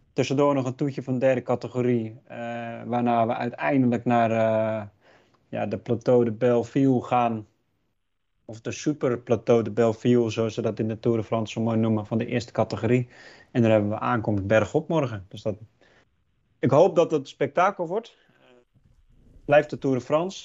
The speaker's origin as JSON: {"language": "Dutch", "country": "Netherlands", "said": "wij als Nederlanders"}